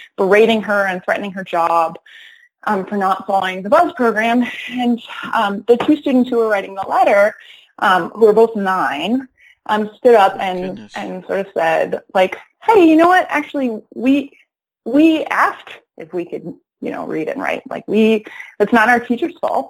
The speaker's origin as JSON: {"language": "English", "town": "Rochester", "region": "New York", "country": "United States", "tie": "born or raised there", "also_born_or_lived": "Ithaca, New York", "moved": "yes", "lives_now": "Detroit, United States", "said": "after I grew up in Rochester, then I my family moved to Ithaca"}